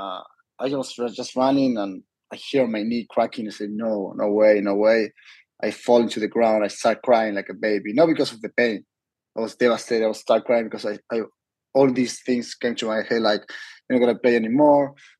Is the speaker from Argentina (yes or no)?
yes; Argentina; also born or lived in Miami, United States; now in San Diego, United States; I was born in Miami, but raised in Argentina